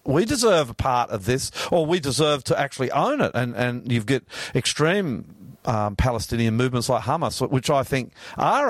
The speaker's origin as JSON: {"language": "English", "country": "Australia", "said": "I'm Australian, Australian, Australian. I am Australian, Australian blood."}